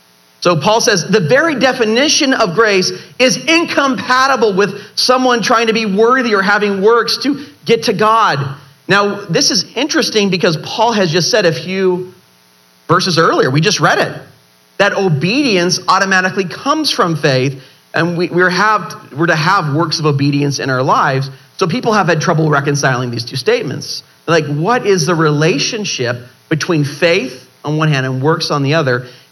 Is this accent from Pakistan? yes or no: no; Ireland; I know, it's my middle name and I'm Irish and I don't even realize, you know.